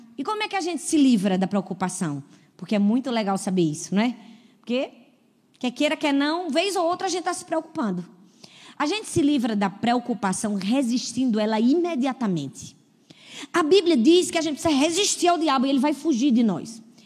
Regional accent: Northeast Region, Brazil; also born or lived in Paulista, Pernambuco; eu sou nordestina

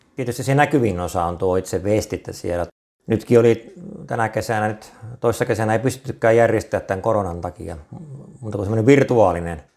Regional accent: Kokkola, Central Ostrobothnia, Finland; moved away as an adult; now in Lehtimäki, Finland; Mä oon Kokkolasta, ihan syntyperäinen kokkolalainen

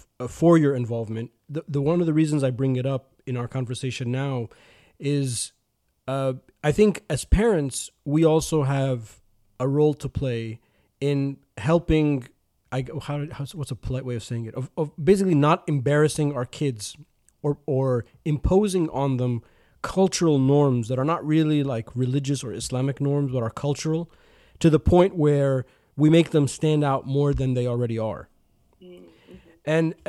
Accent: United States; now in United Kingdom; Which as an American, I thought was very strange. I was like, but you're in England.

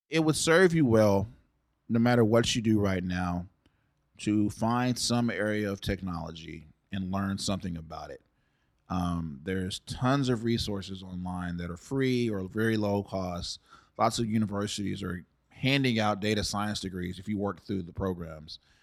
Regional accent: Dallas, Texas, United States; also born or lived in San Antonio, Texas; I'm originally from San Antonio. My mom grew up there, and my parents met in college at North Texas in Denton, which is about an hour north of Dallas. And you know, she got pregnant with me in college and moved back home. And so we stayed down there until I was about four, and then we moved up here with my dad, and I've lived in Dallas ever since.

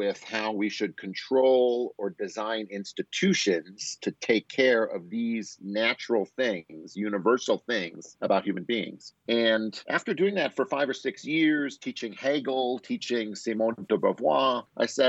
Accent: Wisconsin, United States; moved away as an adult; also born or lived in Chicago, Illinois; now in Boise, United States; I'm from Wisconsin, and I've got a job out here in Boise State in 2000

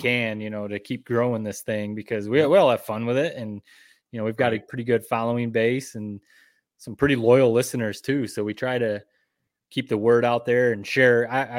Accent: Michigan, United States; where we grew up and around Michigan

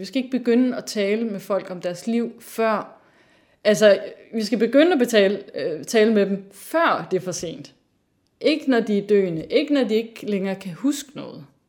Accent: North Jutland, North Denmark Region, Denmark; moved away; jeg er opvokset i Nordjylland, øhm, men som datter af to sønderjyder.

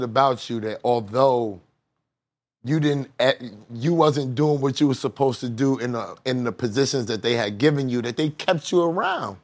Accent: New York City, New York, United States; I'm from that side. I'm from 130. I'm from Rochdale

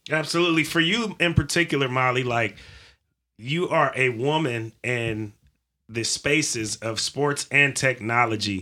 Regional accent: California, United States; I'm from California

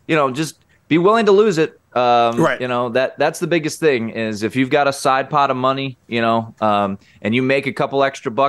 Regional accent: Washington, District of Columbia, United States; my hometown, Washington, D.C.

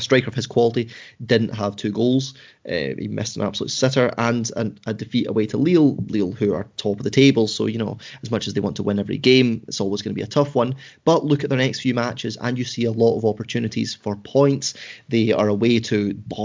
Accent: Scotland, United Kingdom; accent: Scottish; my Scottish accent

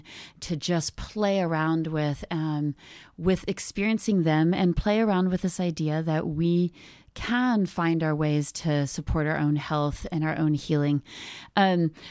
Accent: Ohio, United States; now in Canada; I grew up in Ohio, which is in the States, in case you're wondering, somewhere near the middle.

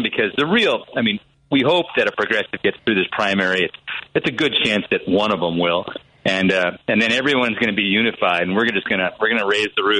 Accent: Wisconsin, United States

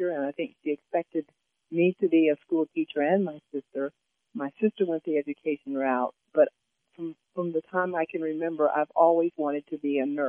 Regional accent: Southern Illinois, United States; moved away as an adult; also born or lived in Connecticut; we moved from Illinois, a big jump, to Connecticut

